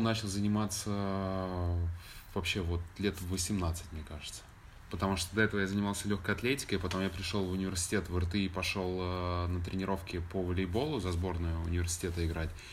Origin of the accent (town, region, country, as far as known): Belarus; moved away as an adult; also born or lived in Moscow, Russia; now in Los Angeles, United States